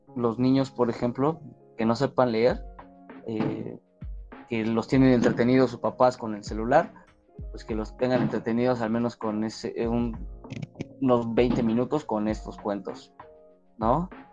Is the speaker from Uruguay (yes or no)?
no; Mexico City, Mexico; yo soy de la Magdalena Contreras.